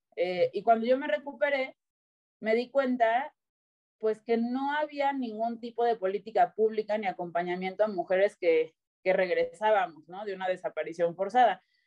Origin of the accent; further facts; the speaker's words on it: Cancún, Quintana Roo, Mexico; also born or lived in Mexico City; yo nací en la Ciudad de México tengo 34 años ahorita. Eh, a los seis años me fui a vivir a Cancún